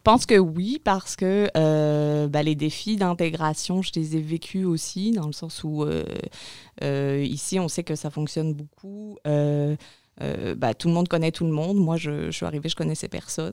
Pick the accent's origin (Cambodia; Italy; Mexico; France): France; moved away as an adult; also born or lived in Montreal, Canada; now in Maria-Chapdelaine, Canada; je suis française au départ. Et euh, voilà, arrivée au Canada il y a 11 ans maintenant, février 2009